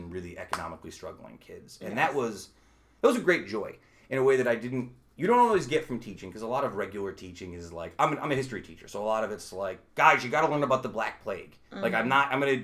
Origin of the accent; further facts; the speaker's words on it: Utica, New York, United States; also born or lived in Brooklyn, New York; when I was growing up in Utica